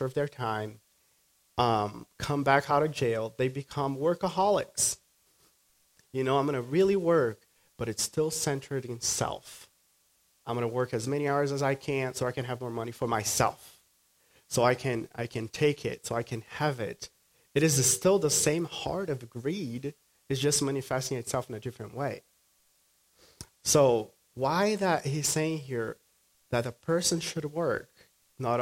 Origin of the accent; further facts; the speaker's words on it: Brazil; moved away; I grew up in Brazil